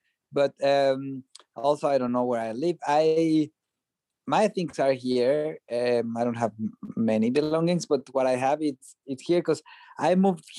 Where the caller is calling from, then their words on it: Brooklyn, New York, United States; I am in New York. I'm in Brooklyn, and where it's snowing kind of heavily right now.